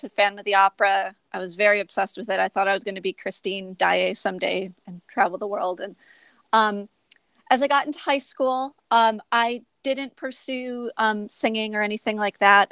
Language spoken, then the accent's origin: English; Buffalo, New York, United States; I'm from Buffalo, New York. I grew up going to theater a lot as a kid. My aunt would bring me to Shays Theater in Buffalo